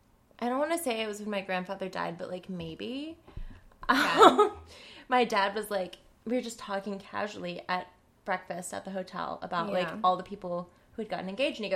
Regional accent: North Carolina, United States; born or raised there; moved away as an adult; now in New York, United States

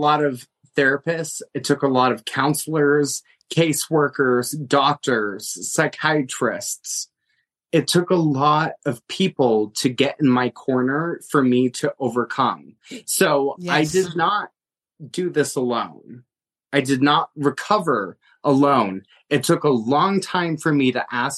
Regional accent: Montana, United States; now in Pennsylvania, United States; I grew up in Montana with very rare opportunities

